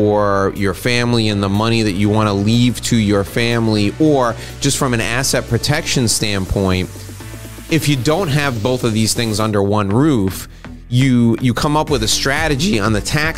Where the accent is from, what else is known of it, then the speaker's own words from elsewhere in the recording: United States; as an American